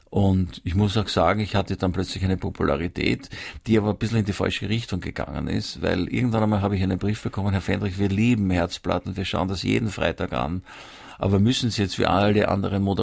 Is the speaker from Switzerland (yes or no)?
no; Vienna, Austria; Ich bin in Wien aufgewachsen.